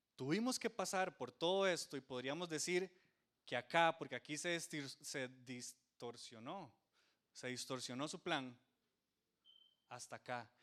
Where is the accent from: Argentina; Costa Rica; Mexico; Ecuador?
Costa Rica